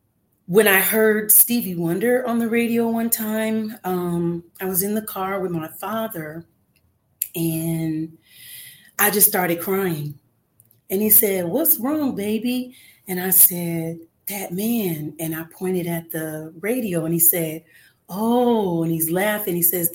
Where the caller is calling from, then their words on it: Los Angeles, California, United States; I am calling in from Los Angeles, California today.